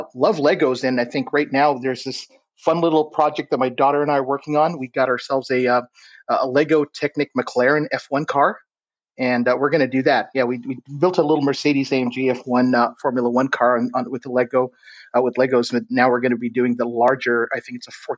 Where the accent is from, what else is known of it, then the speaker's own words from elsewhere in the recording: Saudi Arabia; moved away as an adult; also born or lived in Florida, United States; now in Houston, United States; I'm originally I'm Arabic and Indian. That's my heritage. And I've grown up in Saudi Arabia. I moved to the States for an education, and I stayed